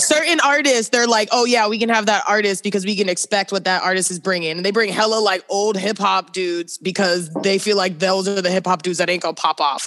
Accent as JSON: {"language": "English", "region": "East Coast", "country": "United States", "moved": "yes", "said": "I'm from the East Coast"}